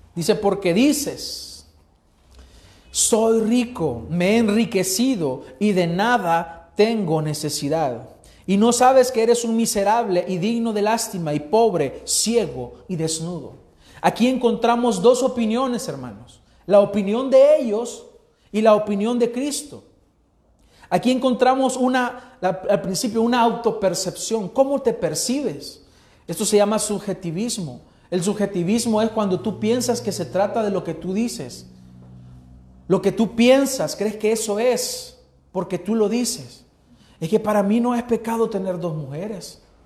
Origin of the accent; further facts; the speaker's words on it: El Salvador; los 5 millones de salvadoreños que habemos